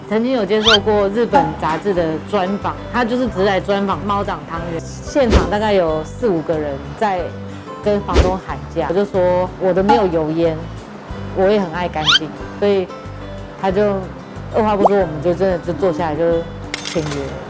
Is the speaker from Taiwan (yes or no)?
yes; southern Taiwan, Taiwan; now in Taipei, Taiwan; 就是小时候在南部， 就是外婆带的